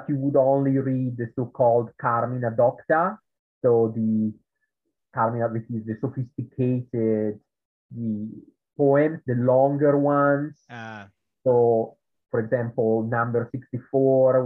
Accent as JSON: {"language": "English", "country": "Italy", "tie": "born or raised there", "accent": "Italian", "second_language": "English", "moved": "yes", "said": "in Italy, which is where I come from, as you can tell from my accent, there is a kind of high school which is called Liceo Classico"}